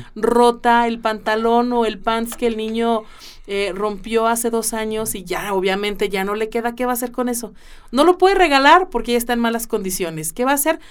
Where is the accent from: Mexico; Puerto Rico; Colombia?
Mexico; como buenos mexicanos